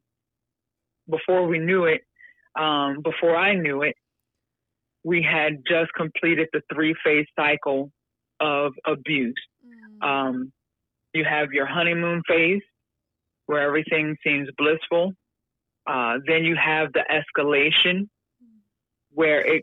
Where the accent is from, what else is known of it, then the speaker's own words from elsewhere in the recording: York, Pennsylvania, United States; I grew up in York, Pennsylvania, right up there on 83 and near Hershey